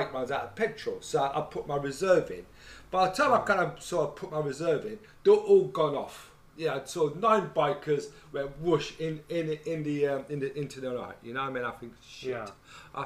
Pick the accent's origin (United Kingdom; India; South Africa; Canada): United Kingdom; England; we're English